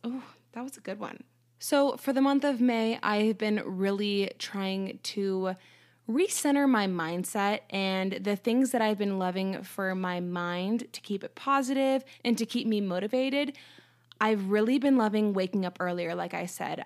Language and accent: English; United States